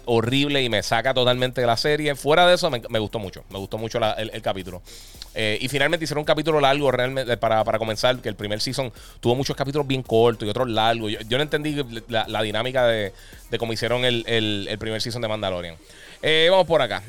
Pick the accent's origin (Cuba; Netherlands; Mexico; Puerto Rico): Puerto Rico; Nosotros somos territorio norteamericano